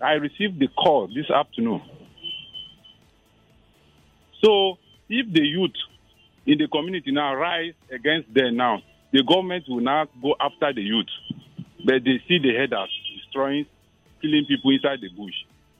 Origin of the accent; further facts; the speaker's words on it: Benue, Nigeria; now in Lekki, Nigeria; I'm from Benue State.